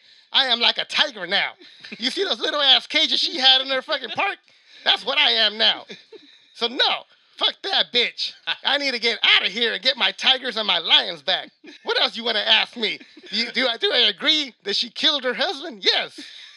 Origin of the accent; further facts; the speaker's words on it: Oklahoma, United States; I'm from Oklahoma. All we got there is fucking mullets.